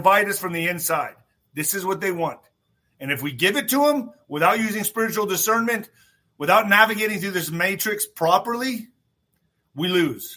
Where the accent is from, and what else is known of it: United States